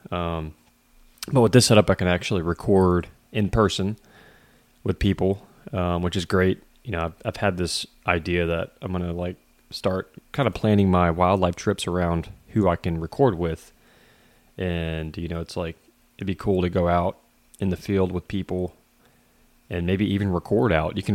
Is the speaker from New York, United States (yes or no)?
no; Texas, United States; It's a company I'm familiar with growing up in Southeast Texas.